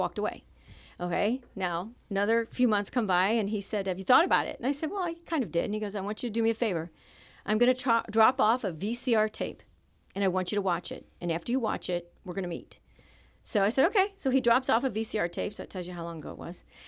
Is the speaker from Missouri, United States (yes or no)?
yes; Jefferson City, Missouri, United States; also born or lived in Saint Louis, Missouri; I grew up in Jefferson City, Missouri until I was going into high school